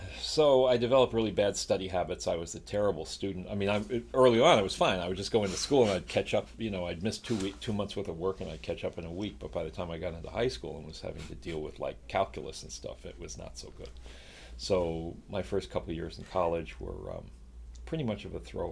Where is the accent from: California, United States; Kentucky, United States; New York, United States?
New York, United States; Long Island; moved away; also born or lived in Chicago, Illinois; I was born in Chicago. We moved to New York when I was about 5 years old. So I lived on Long Island, actually grew up on Long Island, and always considered myself a New Yorker